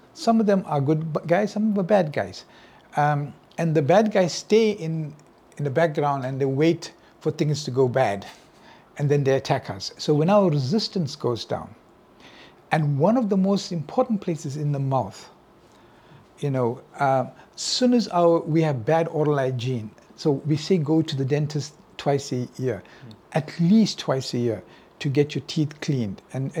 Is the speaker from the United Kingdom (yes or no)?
no; India; Well, you know, I'm Indian, so my mother, you know, my mother wanted me to be a doctor, right?